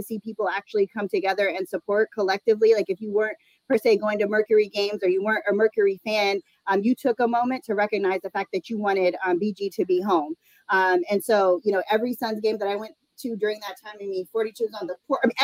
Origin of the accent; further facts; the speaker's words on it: Phoenix, Arizona, United States; I'm born and raised in Arizona, Phoenix native.